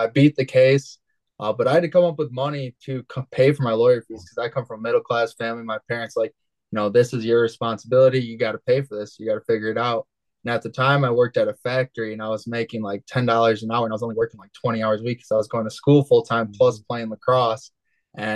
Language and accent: English; Holland, Michigan, United States; I was born and raised in Holland, Michigan. I still currently live in Holland, Michigan